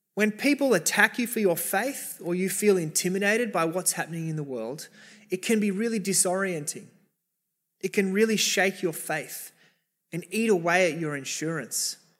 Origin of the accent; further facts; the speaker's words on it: Sydney, New South Wales, Australia; we're Australian. We're, many of us, Sydneysiders, in the eastern suburbs